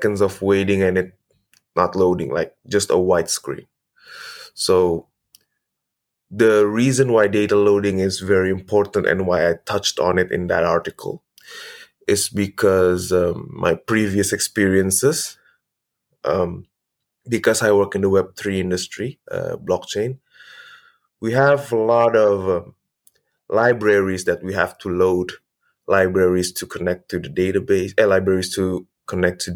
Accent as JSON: {"language": "English", "country": "Indonesia", "said": "I'm from Indonesia"}